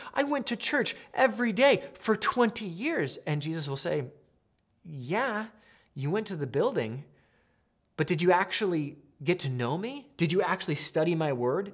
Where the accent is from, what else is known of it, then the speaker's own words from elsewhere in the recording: Pacific Northwest, United States; growing up in the Northwest